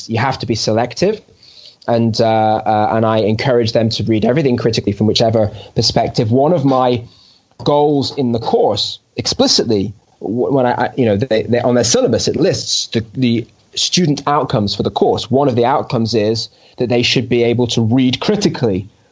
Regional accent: United Kingdom; moved away as an adult; now in Jerusalem, Israel; I am a British Jew that made Aliyah

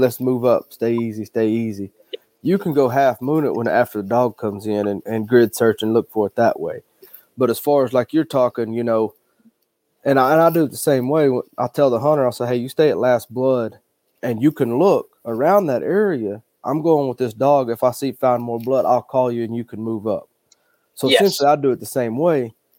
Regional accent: Hollis, Oklahoma, United States; I grew up in Hollis, Oklahoma, which is right next to Texas.

